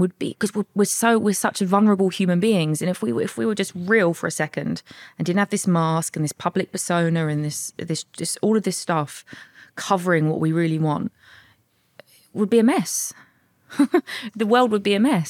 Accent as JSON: {"language": "English", "town": "Bexleyheath", "region": "London", "country": "United Kingdom", "tie": "born or raised there", "said": "I was born and raised in South East London, Bexley Heath"}